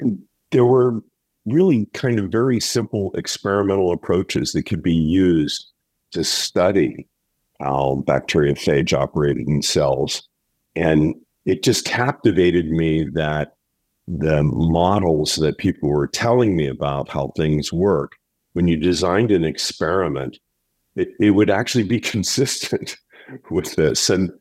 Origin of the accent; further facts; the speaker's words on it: Pittsburgh, Pennsylvania, United States; I'm from Pittsburgh, but I had the fortune of having a father that worked for a multinational corporation. And so we moved around a bit.